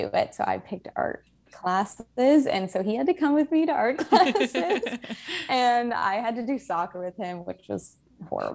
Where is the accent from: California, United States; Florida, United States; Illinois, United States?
Florida, United States; Miami; now in Brooklyn, United States; I'm from Miami, Florida